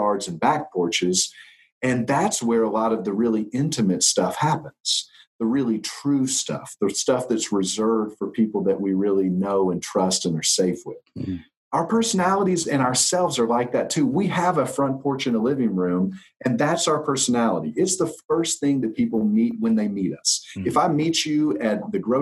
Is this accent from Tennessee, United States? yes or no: yes; Nashville, Tennessee, United States; I'm an Enneagram teacher based in Nashville, which is my hometown, born and raised here.